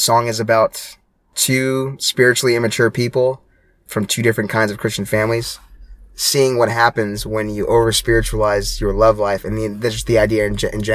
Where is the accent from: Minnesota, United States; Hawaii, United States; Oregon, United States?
Hawaii, United States; moved away; I grew up in Hawaii